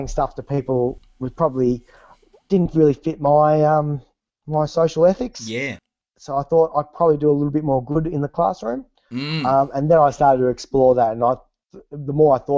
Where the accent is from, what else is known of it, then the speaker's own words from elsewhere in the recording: Bendigo, Victoria, Australia; also born or lived in Melbourne / London; I grew up in Bendigo